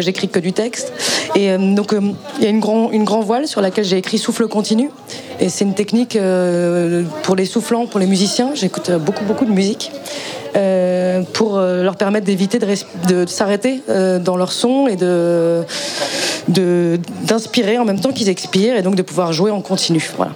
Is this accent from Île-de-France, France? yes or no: yes; Paris, Île-de-France, France; je viens de Paris